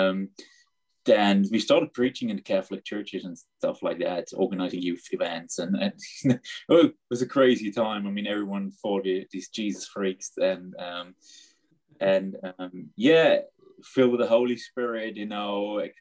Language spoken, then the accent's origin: English; Black Forest, Baden-Württemberg, Germany; I basically grew up in the Black Forest area in Germany